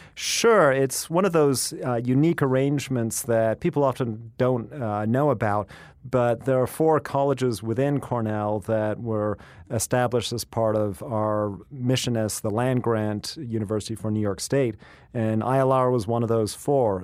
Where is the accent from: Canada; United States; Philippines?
Canada; moved away; also born or lived in England; I was born in England and grew up in Canada